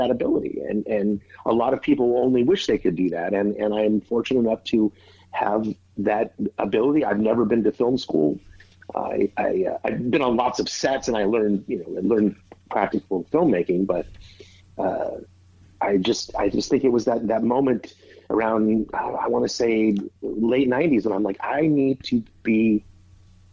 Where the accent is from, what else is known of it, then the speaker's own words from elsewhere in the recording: Northern California, United States; moved away as an adult; now in Los Angeles, United States; I did theater in my hometown in Northern California. And then in the late 80s, I moved to Los Angeles to act